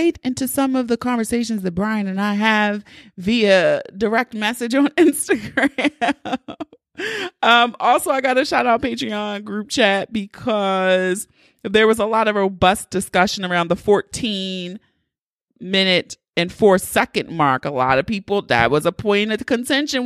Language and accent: English; Baltimore, Maryland, United States; accent: Baltimore; my Baltimore accent was really thick